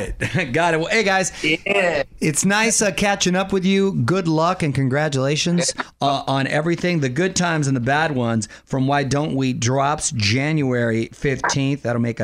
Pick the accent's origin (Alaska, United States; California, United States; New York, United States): California, United States; San Diego; now in Los Angeles, United States; Originally, I was born in San Diego, but I'm a Southern California kid.